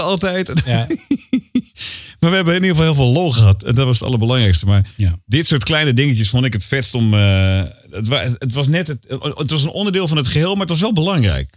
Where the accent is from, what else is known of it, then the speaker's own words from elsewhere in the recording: Utrecht, Netherlands; Maar ik kom uit Utrecht